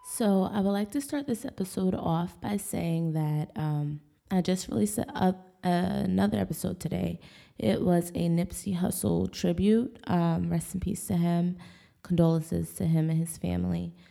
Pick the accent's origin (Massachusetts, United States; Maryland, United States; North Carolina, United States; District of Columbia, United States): Maryland, United States; Bel Air; moved away; also born or lived in Texas; I grew up in Bel Air, Maryland